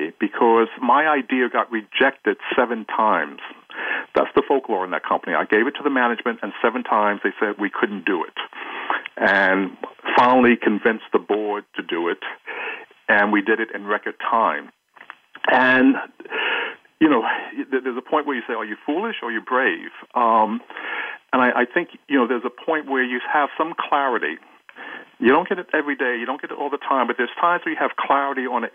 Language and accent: English; New York, United States; born or raised there; also born or lived in Jackson, Mississippi, United States